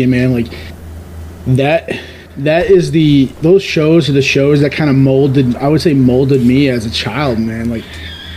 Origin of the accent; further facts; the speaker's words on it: New York, United States; now in Southern United States; Growing up in New York